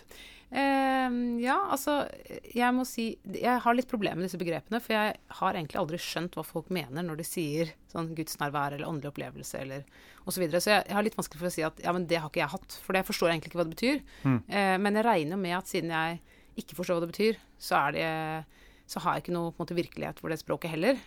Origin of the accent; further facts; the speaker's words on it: Oslo, Norway; jeg vokste opp i Oslo